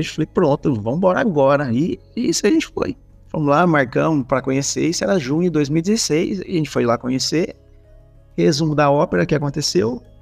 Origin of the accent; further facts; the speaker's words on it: Espírito Santo do Pinhal, São Paulo, Brazil; Tá errado isso aqui, ó. Eu sou do Espírito Santo do Pinhal. Eu viajei.